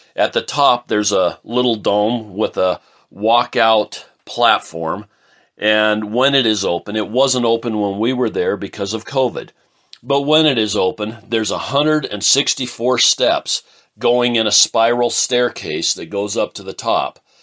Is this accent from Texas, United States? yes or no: no; Portland, Oregon, United States; moved away as an adult; also born or lived in Wyoming / Montana; I grew up in Portland, Oregon, back in, well, I was born in sixty-one, so I left in eighty-two and moved to Wyoming